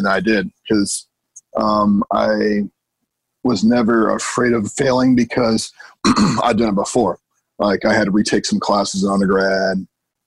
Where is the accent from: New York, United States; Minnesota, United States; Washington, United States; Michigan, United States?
Washington, United States; Seattle; moved away as an adult; now in South Florida, United States; I'm originally from Seattle. And I've been in South Florida for about 10 years or so.